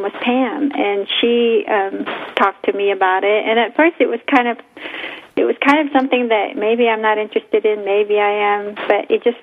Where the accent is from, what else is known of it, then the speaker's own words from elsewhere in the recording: Philippines; now in United States; growing up in the Philippines